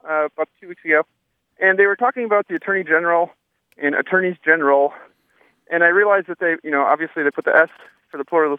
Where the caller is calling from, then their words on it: Door County, Wisconsin, United States; I'm calling from Door County, Wisconsin.